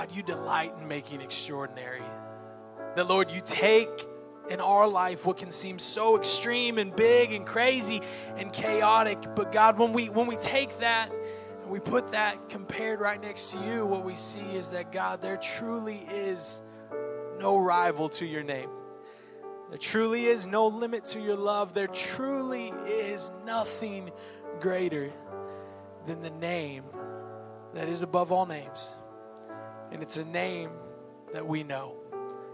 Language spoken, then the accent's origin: English; Oklahoma City, Oklahoma, United States; now in Miami, United States; I'm actually born and raised here in Oklahoma City. The 405, which I love, went from the 405 to the 305.